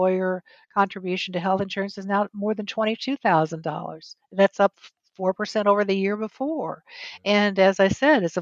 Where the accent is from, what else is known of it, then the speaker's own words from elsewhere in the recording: New Mexico, United States; I'm originally from the Southwest. I was born and raised in New Mexico.